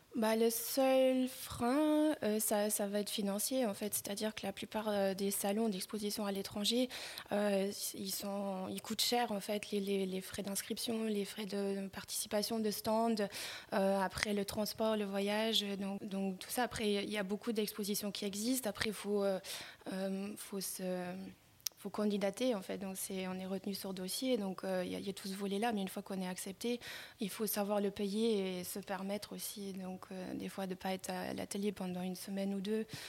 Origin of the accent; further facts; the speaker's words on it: Luxembourg; je suis née aux Minette. j'ai grandi dans, ces environnements-là